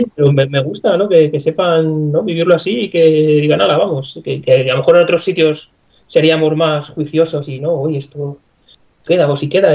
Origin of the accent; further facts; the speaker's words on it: Segovia, Castile and León, Spain; Aquí en Segovia, yo soy de Segovia